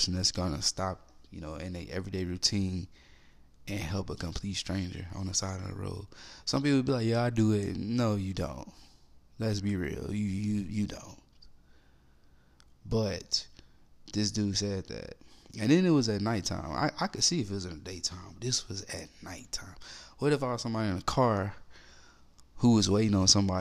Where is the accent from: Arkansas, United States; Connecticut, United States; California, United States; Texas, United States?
Arkansas, United States; Little Rock; I'm from Little Rock